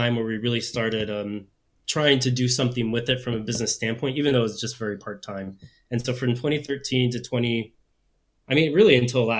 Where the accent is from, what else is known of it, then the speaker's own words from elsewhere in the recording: Phoenix, Arizona, United States; moved away as an adult; also born or lived in Chicago; We're originally from Phoenix, but we were in Chicago at the time